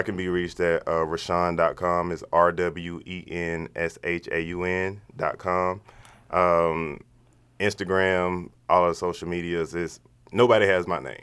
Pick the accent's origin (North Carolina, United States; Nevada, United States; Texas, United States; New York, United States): North Carolina, United States; Charlotte; I'm from Charlotte, North Carolina